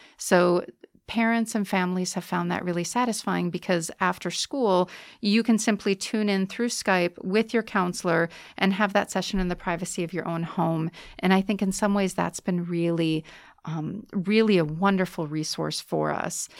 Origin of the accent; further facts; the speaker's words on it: United States; moved away as an adult; now in Bratislava, Slovakia; I'm an American